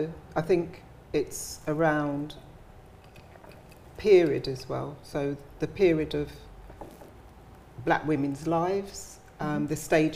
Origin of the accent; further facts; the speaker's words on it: London, United Kingdom; I'm from Brixton, okay?